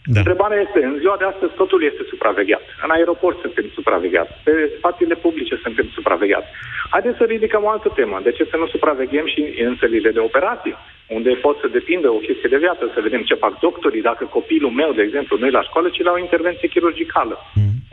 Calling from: Oradea, Bihor County, Romania; Da, bună ziua … sunt de la Oradea.

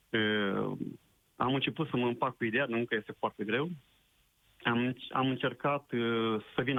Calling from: Romania; … sunt, sunt din Franța.

